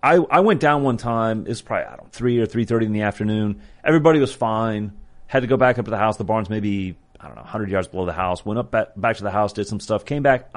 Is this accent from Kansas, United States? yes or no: yes; Kansas, United States; moved away; I grew up in Kansas.